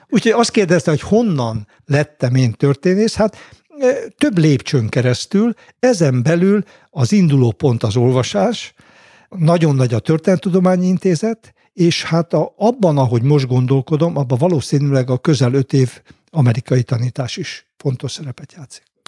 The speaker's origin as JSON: {"language": "Hungarian", "town": "Homokmégy", "region": "Bács-Kiskun", "country": "Hungary", "tie": "born or raised there", "said": "én mindenhol úgy lettem anyakönyvezve, hogy én homokményen születtem"}